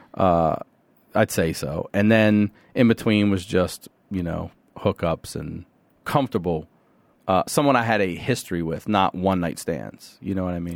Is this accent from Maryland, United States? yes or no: yes; Carroll County, Maryland, United States; also born or lived in Baltimore, Maryland; I grew up in a place called Carroll County, Maryland, right out, out outside the city